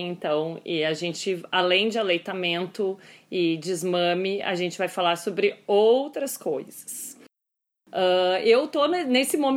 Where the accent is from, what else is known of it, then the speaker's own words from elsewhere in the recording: Pelotas, Rio Grande do Sul, Brazil; accent: Pelotas; Além de tudo isso, eu sou pelotense.